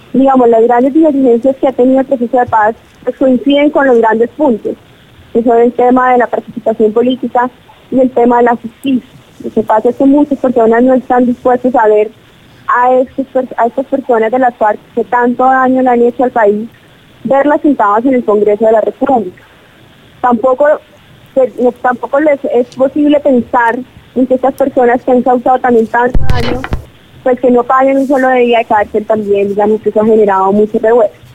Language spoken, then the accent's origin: Spanish; Colombia